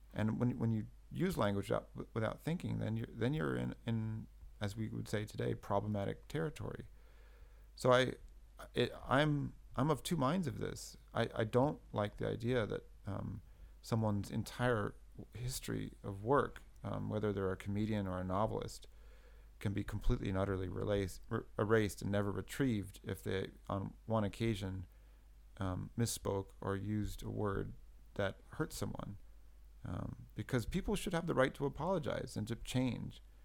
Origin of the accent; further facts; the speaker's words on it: California, United States; I grew up in California in the '80s